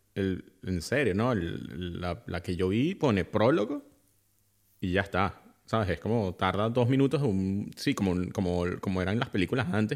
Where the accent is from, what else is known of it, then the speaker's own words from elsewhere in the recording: Venezuela; now in Germany; yo nací en Venezuela